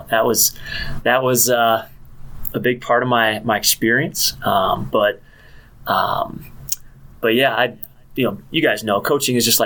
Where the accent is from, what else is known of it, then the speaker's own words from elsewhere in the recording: River Falls, Wisconsin, United States; moved away as an adult; also born or lived in Minnesota; now in Houghton, United States; I grew up in River Falls, Wisconsin.